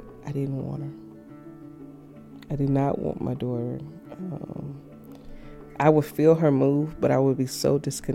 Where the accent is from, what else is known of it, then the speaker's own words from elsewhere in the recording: Memphis, Tennessee, United States; now in Tacoma, United States; Originally, I'm from Memphis, Tennessee